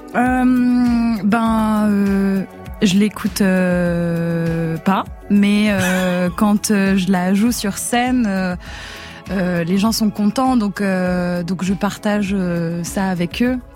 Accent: Geneva, Switzerland; Je suis née à Genève, en Suisse.

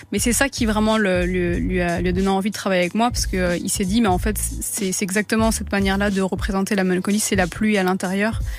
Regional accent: Tunisia; c'est évidemment un, continent que j'affectionne énormément, étant donné que je suis tunisienne.

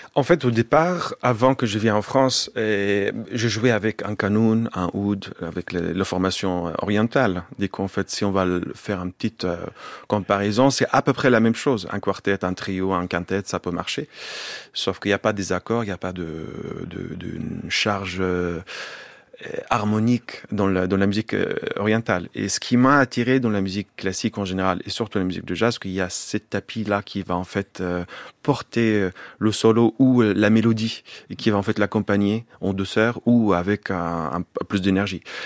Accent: Bethlehem, Palestine; French is a second language; moved away as an adult; also born or lived in Jerusalem; Jusqu'à 19 ans. Je suis grandi à Bethléem. Je suis né à Jérusalem

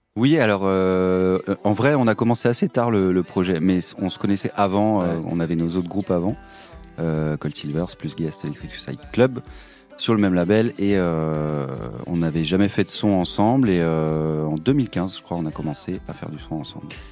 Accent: Haut-Rhin, Grand Est, France; Julien et moi, en tout cas, on a grandi dans le Haut-Rhin, dans des petits bleds

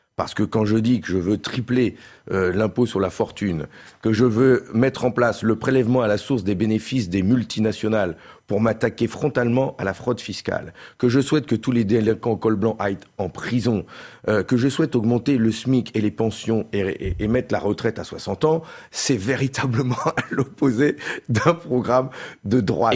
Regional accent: Nord, Hauts-de-France, France; Je suis un ch'ti, un député du Nord

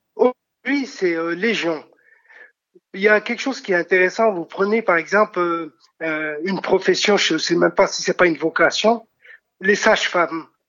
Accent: France; notre pays, pour dire que nous sommes français

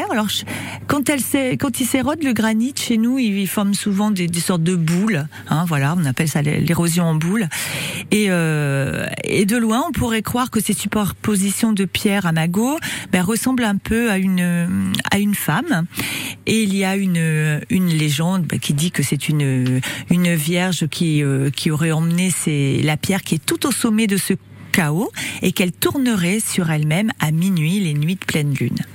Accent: Creuse, Nouvelle-Aquitaine, France; surtout chez nous en Creuse.

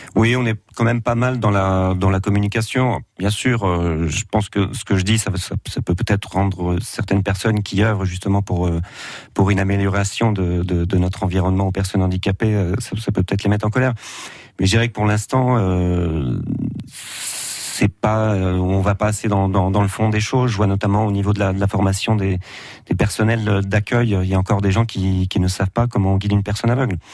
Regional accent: Auxerre, Bourgogne-Franche-Comté, France; je suis natif d'Auxerre

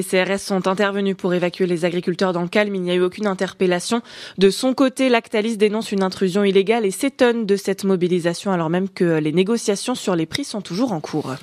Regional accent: Mayenne, Pays de la Loire, France; chez nous en Mayenne

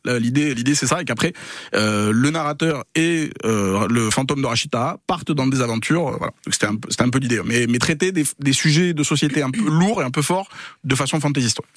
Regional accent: Pau, Nouvelle-Aquitaine, France; moved away as an adult; also born or lived in Paris; je suis né j'ai grandi à Pau

